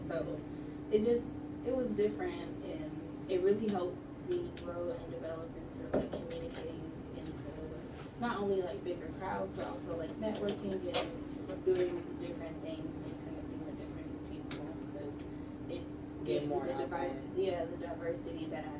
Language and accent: English; Hawaii, United States; I'm originally from Hawaii.